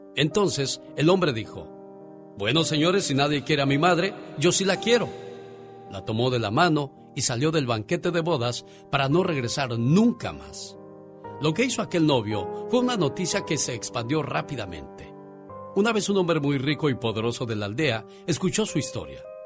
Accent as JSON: {"language": "Spanish", "region": "Michoacán", "country": "Mexico", "moved": "yes"}